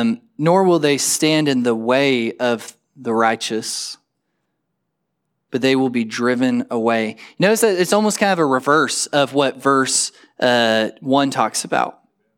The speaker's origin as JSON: {"language": "English", "town": "Perryton", "region": "Texas", "country": "United States", "tie": "born or raised there", "said": "From Perryton, the town that I grew up in the Panhandle, there's two roads in, there's two roads out."}